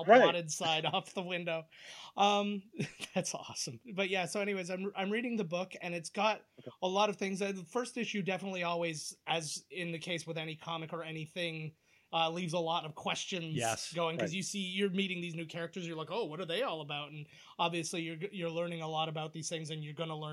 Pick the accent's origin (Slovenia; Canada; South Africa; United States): Canada; also born or lived in St. Catharines, Ontario; being Canadian